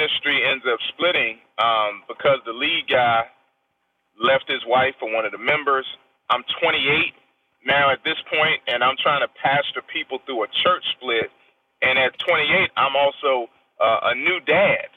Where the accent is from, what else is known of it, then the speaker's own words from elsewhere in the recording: Washington, District of Columbia, United States; also born or lived in Kansas; I'm from Southeast Washington, D.C.